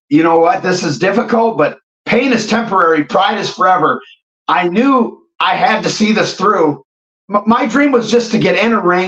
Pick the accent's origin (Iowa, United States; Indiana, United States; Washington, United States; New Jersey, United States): Iowa, United States; Watkins; also born or lived in Cincinnati, Ohio; I'm born and raised in Watkins, Iowa